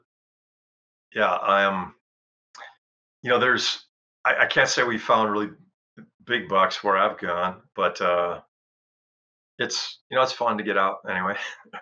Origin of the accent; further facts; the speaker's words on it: Wisconsin, United States; moved away; I grew up in Wisconsin